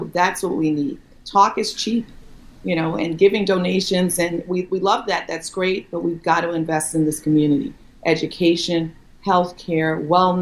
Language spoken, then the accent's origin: English; New Orleans, Louisiana, United States; I'm from New Orleans and the daughter of a teacher